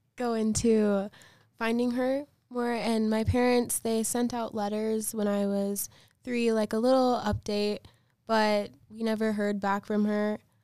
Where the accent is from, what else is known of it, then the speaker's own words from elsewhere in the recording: Chicago, Illinois, United States; I'm from Chicago, and I was adopted when I was two days old